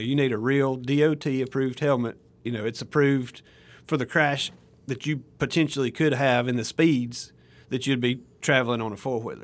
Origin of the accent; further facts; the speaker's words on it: Alabama, United States; moved away as an adult; now in Mississippi, United States; I'm from Alabama originally